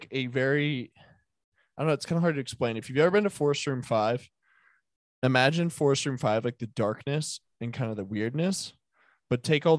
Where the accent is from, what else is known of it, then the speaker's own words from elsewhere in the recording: Denver, Colorado, United States; it's where I'm born and raised in Denver, if that's the thing, was the Highlands.